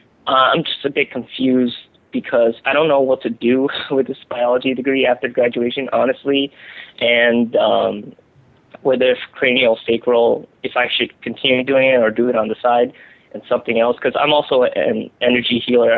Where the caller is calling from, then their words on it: New Jersey, United States; I'm calling in from New Jersey.